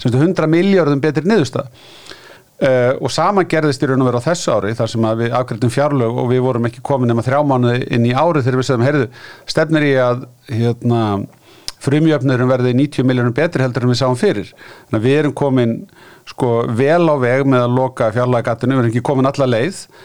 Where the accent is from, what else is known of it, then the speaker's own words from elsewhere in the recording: Iceland; við Íslendingar